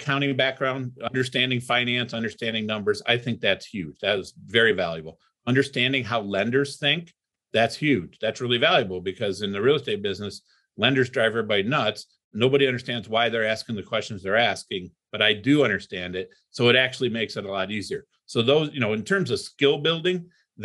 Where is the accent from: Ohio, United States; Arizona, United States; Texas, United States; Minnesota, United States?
Ohio, United States; Toledo; also born or lived in Cleveland, Ohio; I grew up in Toledo, Ohio